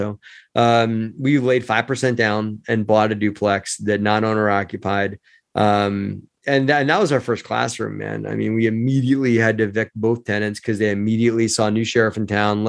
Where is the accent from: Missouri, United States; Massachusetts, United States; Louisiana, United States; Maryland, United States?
Maryland, United States; Baltimore; you know, I grew up in Baltimore, Maryland. You know, just did the whole thing in Baltimore.